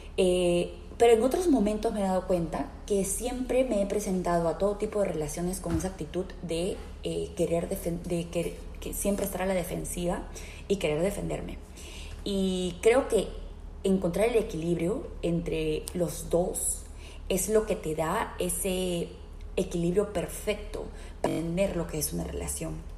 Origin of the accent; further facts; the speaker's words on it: Peru; now in Philadelphia, United States; soy peruana de nacimiento, vivo en la ciudad de Filadelfia, aquí en los Estados Unidos